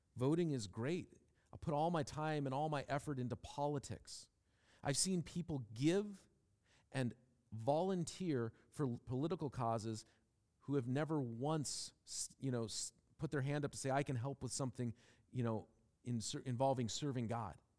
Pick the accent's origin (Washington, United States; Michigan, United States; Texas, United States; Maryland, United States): Washington, United States; Seattle; growing up in Seattle, where and when I did